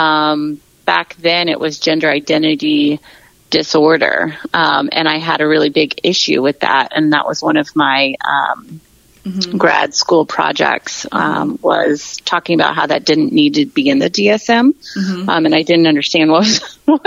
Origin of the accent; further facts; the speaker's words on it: Austin, Texas, United States; moved away as an adult; also born or lived in Boulder, Colorado; now in Atlanta, United States; I'm from Austin, Texas. I lived there until I was about 20.